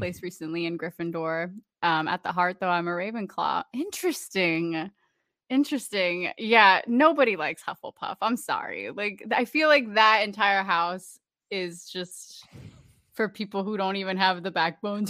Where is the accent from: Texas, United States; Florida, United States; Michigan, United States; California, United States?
Florida, United States; Orlando; I grew up in Orlando